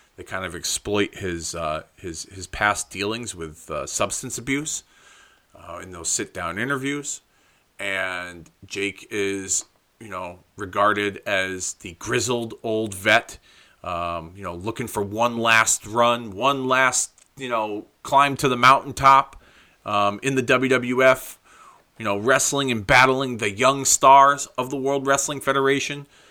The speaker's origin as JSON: {"language": "English", "town": "Hartford", "region": "Connecticut", "country": "United States", "tie": "born or raised there", "said": "my hometown of Hartford, fucking Connecticut"}